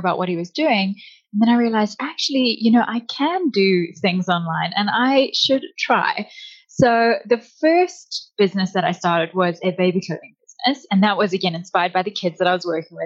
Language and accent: English; South Africa; moved away as an adult; now in Canada; we moved from South Africa. That's where I'm originally from